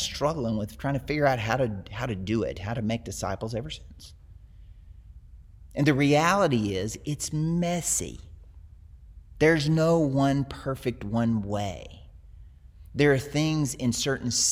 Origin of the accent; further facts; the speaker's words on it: the South, United States; I grew up in the South, where it's Christian culture